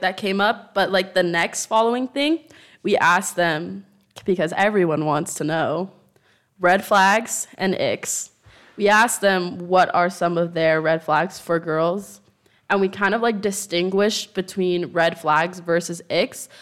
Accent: United States; moved away as an adult; now in Madrid, Spain; I'm American

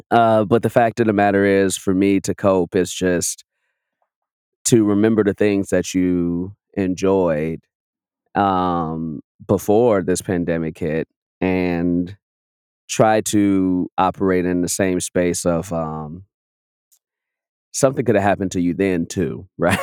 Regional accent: Chicago, Illinois, United States; moved away; I'm from Chicago, but I was back home

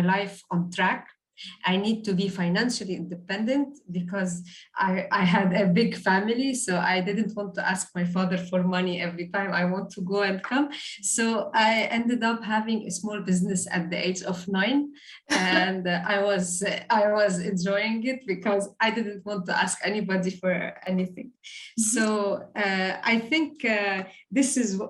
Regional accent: Beirut, Beirut Governorate, Lebanon; moved away as an adult; now in Dubai, United Arab Emirates; I'm originally from Beirut, from Lebanon. And today I'm living in the beautiful city of Dubai

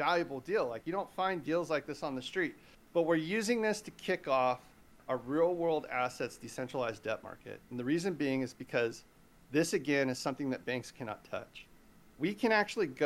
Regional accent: California, United States; here in my home state, California

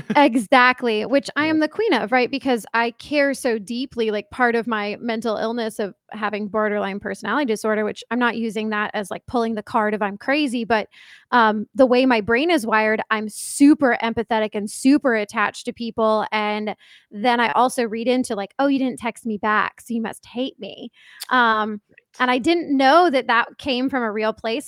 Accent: East Coast, United States; I grew up on the East Coast, and my family mostly lives on the East Coast

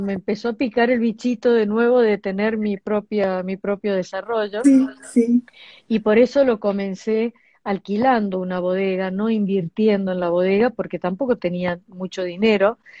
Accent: Argentina; nosotros acá no teníamos en Argentina

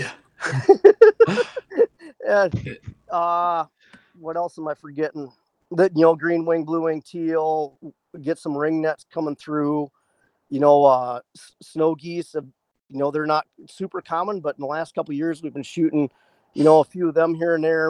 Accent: northeast Iowa, United States; moved away as an adult; also born or lived in Washington State / Fairbanks, Alaska; now in Eagle River, United States; northeast Iowa where I grew up

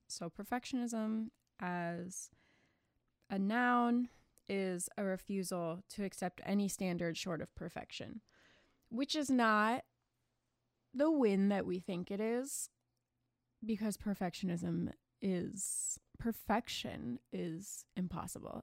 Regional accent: United States; I'm American

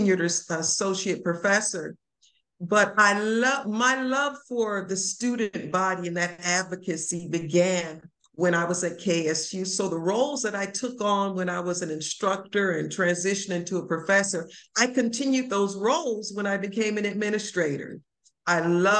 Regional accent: Lorain, Ohio, United States; moved away as an adult; also born or lived in Nashville, Tennessee / Frankfort, Kentucky; I'm from Lorain, Ohio.

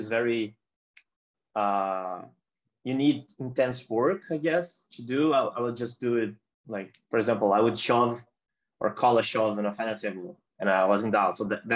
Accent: Brazil; mine and other Brazilian players

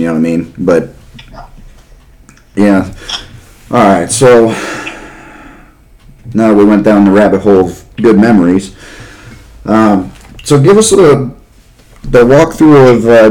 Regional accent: Carrollton, Ohio, United States; I'm from Carrollton, that's where I went to high school

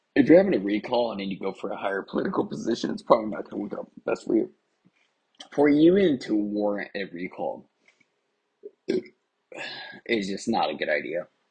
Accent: Anaheim, California, United States; moved away as an adult; also born or lived in Garden Grove, California / Santa Ana, California; now in Mesa, United States; I'm originally from Orange County, California, particularly Anaheim, California. I lived in Garden Grove and I went to high school in Garden Grove for a little bit of my life.

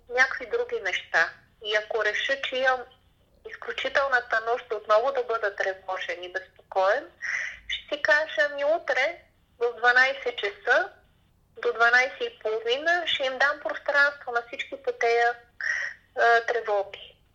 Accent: Bulgaria; винаги ние българите сме се подценявали

